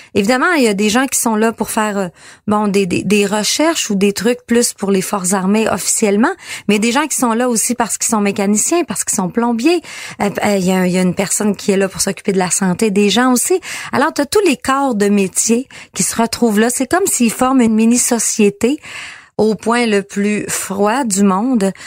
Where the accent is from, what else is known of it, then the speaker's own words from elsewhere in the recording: Quebec, Canada; chez nous au Lac-Saint-Jean